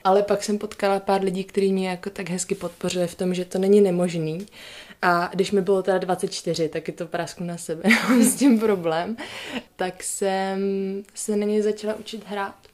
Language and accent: Czech; Prague, Czechia; jsem taky z Prahy